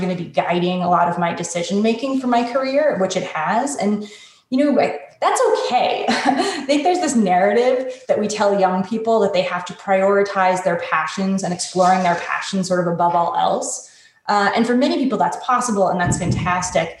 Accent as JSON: {"language": "English", "region": "Connecticut", "country": "United States", "tie": "born or raised there", "said": "I grew up in a wealthy suburb of Connecticut with great public schools and white picket fences and all that."}